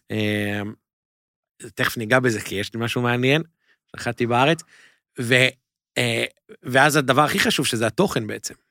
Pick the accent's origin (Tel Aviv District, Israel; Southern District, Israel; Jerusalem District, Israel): Jerusalem District, Israel; Jerusalem; moved away as an adult; also born or lived in Mevaseret Zion; now in New York, United States; אז גדלתי בירושלים, נולדתי וגדלתי בירושלים